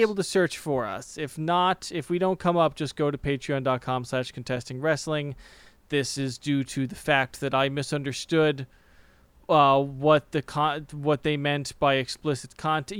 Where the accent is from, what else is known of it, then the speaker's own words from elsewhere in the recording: United States; As an American